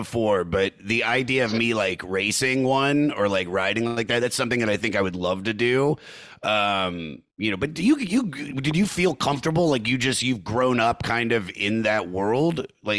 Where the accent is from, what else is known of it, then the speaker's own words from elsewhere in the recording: Washington, District of Columbia, United States; moved away; also born or lived in Los Angeles / New York; me growing up in the Washington, D.C. area or living in Los Angeles or living in New York